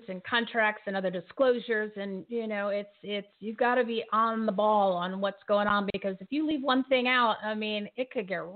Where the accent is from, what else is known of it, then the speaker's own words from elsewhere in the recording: Bridgewater, New Jersey, United States; I grew up in Bridgewater.